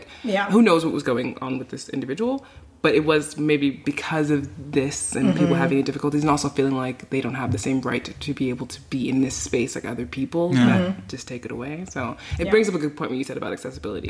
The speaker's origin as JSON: {"language": "English", "region": "New York", "country": "United States", "moved": "as an adult", "lives_now": "Iceland", "said": "I always see myself as a New Yorker"}